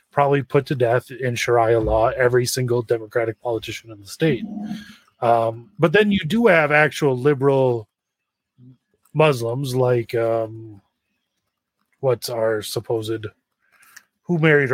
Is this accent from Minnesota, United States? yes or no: yes; Minnesota, United States; I'm from Minnesota